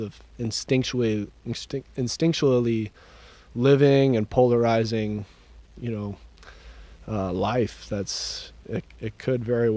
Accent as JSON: {"language": "English", "town": "Dripping Springs", "region": "Texas", "country": "United States", "tie": "born or raised there", "also_born_or_lived": "Austin", "said": "when I grew up in Dripping Springs, it wasn't cool"}